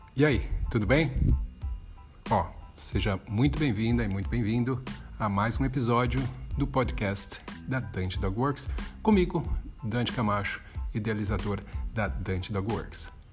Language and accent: Portuguese; São Paulo, Brazil; sou da zona sul de São Paulo. Nasci ali e passei a maior parte toda da minha infância, adolescência, morando na zona sul de São Paulo